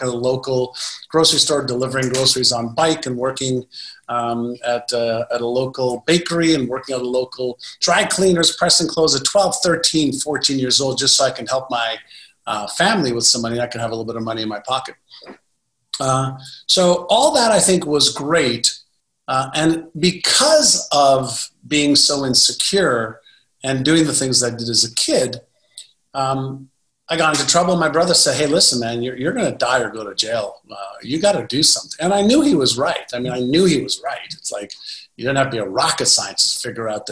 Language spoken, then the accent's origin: English; Montreal, Quebec, Canada; English is a second language; also born or lived in Israel; When I moved from Israel to Montreal at 5 and a half, I was in kindergarten in Israel, went to grade one when I got to Montreal.